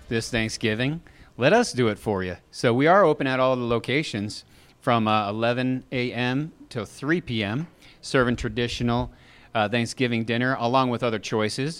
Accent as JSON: {"language": "English", "region": "Massachusetts", "country": "United States", "moved": "yes", "lives_now": "Texas, United States", "said": "We're from Massachusetts"}